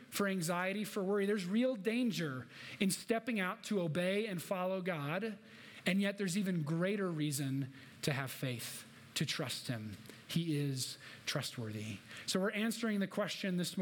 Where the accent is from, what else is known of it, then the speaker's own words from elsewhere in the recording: Minnesota, United States; moved away as an adult; also born or lived in Illinois / Midwest; now in Denver, United States; raised in Minnesota